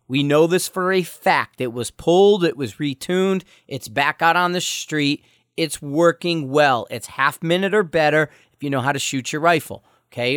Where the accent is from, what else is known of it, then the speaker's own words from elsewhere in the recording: Bridgeport, Connecticut, United States; also born or lived in Stratford, Connecticut / Shelton, Connecticut; I grew up in Bridgeport, Connecticut. We actually lived in Stratford, but at times we lived in Bridgeport.